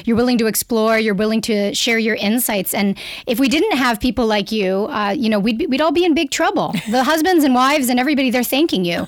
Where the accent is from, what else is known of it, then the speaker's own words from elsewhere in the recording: Canada; accent: Canadian; now in Toronto, Canada; I'm a Canadian. You'll hear from my accent